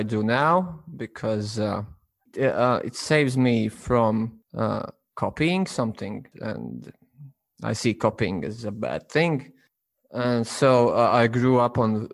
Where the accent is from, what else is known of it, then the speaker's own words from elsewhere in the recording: Latvia; I'm from Latvia